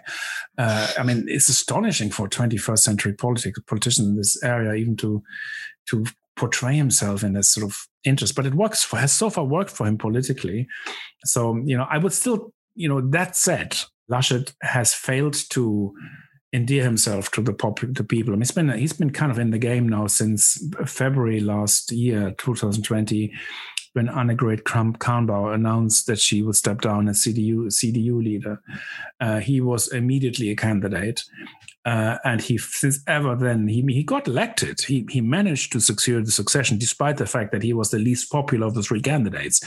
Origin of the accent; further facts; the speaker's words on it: Germany; growing up in Germany in the 70s